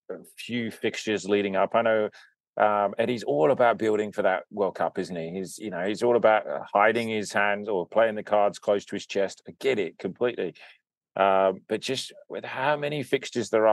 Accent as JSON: {"language": "English", "country": "United Kingdom", "said": "I'm British"}